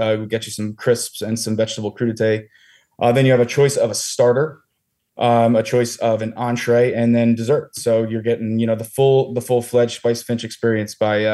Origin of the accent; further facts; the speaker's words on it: Allentown, Pennsylvania, United States; moved away as an adult; also born or lived in Philadelphia, Pennsylvania; I am from Allentown, Pennsylvania originally